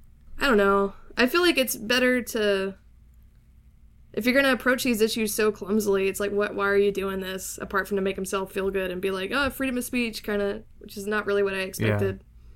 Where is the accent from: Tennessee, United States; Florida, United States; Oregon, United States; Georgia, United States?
Georgia, United States; Atlanta; I was born in Atlanta and I live near there now.